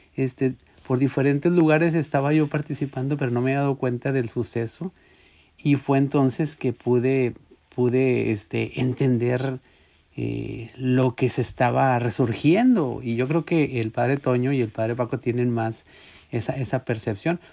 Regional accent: Guadalupe, Nuevo León, Mexico; moved away; yo me crié ahí en Ciudad Guadalupe

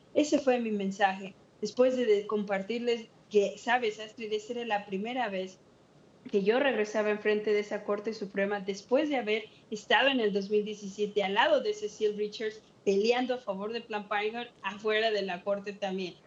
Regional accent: Mexico; now in United States; yo era la única que era nacida en México, nacida inmigrante

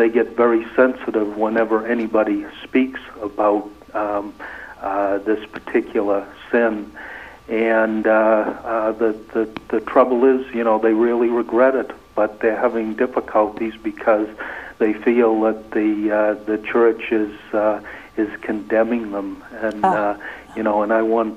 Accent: New Hampshire, United States; I'm from New Hampshire.

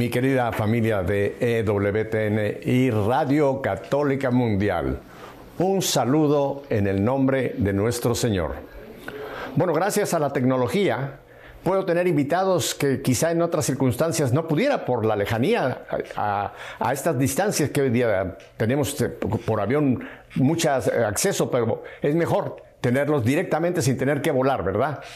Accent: Mexico City, Mexico; Yo nací en Ciudad de México

